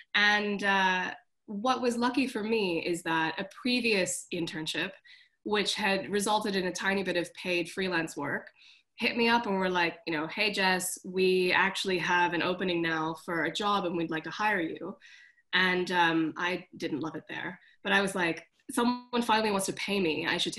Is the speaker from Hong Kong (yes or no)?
yes; Hong Kong; moved away as an adult; also born or lived in London; So I went to art school. I moved from Hong Kong to London, which was very scary for my mom.